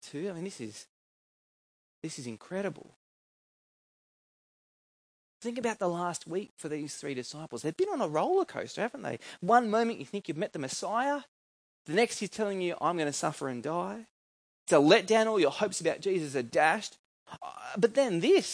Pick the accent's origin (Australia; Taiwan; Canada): Australia; New South Wales; Where I grew up in New South Wales